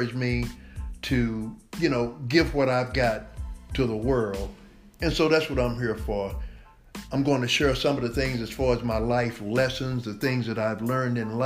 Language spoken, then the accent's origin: English; Dallas, Texas, United States; Born and raised in Dallas, Texas.